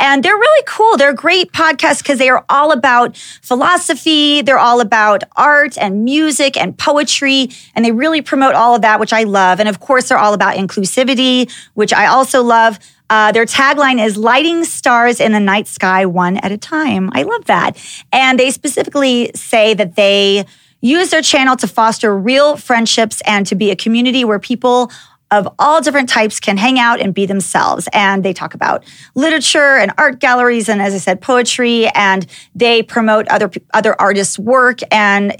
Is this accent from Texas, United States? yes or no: yes; Dallas, Texas, United States; being a little white girl growing up in Dallas, Texas